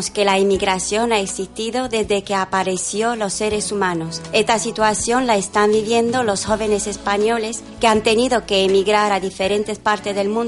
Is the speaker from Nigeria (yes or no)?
yes; Nigeria; de Nigeria.